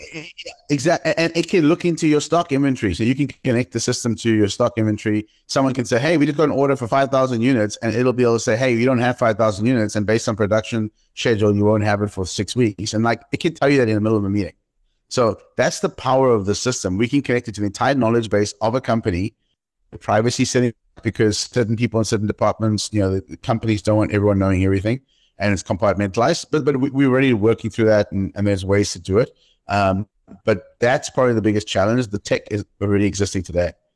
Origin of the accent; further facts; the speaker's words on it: East London, Eastern Cape, South Africa; moved away as an adult; also born or lived in Johannesburg; my hometown, East London